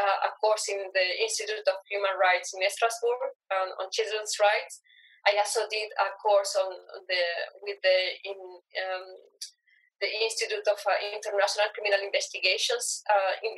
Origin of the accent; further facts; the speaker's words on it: Venezuela; moved away; I am from Venezuela.